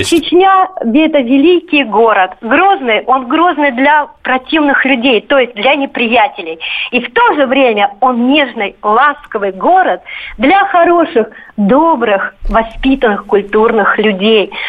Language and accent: Russian; Moscow, Russia; Я из Москвы. А, дело в том, что у меня отец родился в Грозном. Мой родной дедушка а, чеченец, но православный. Он казак. Мой родной дядя, он чеченец, но мусульманин.